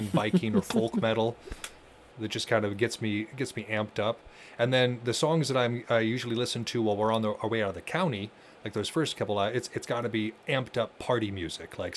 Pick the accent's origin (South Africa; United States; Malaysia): United States; Montana; I grew up in Montana in the 90s